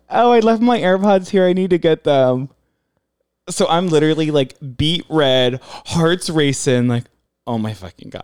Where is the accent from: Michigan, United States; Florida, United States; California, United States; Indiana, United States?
California, United States; San Diego; also born or lived in Maryland; I'm from San Diego, but family's in Maryland